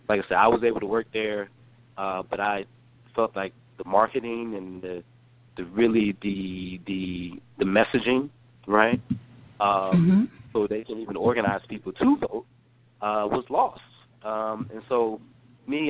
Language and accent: English; North Carolina, United States; moved away as an adult; also born or lived in Atlanta, Georgia; now in Washington, D.C., United States; I am from the state of North Carolina originally, born and raised. However, I'm now a resident of Washington, D.C.